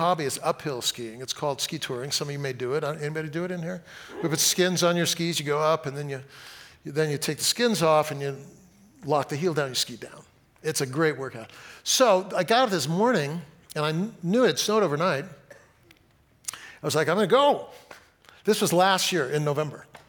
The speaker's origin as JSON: {"language": "English", "town": "Fresno", "region": "California", "country": "United States", "tie": "born or raised there", "said": "I grew up in Fresno"}